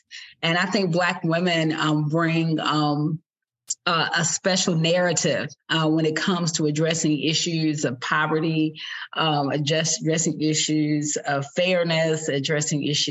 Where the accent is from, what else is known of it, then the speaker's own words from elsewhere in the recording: Lexington, Kentucky, United States; my origin story is at 1081 New Circle Road, Lexington, Kentucky, lot 72. I grew up in a trailer park